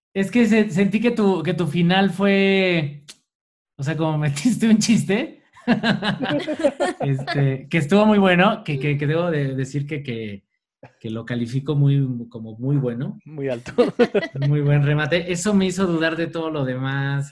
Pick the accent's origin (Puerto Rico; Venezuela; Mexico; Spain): Mexico; nosotros como mexicanos y desde nuestras culturas precolombinas y ancestrales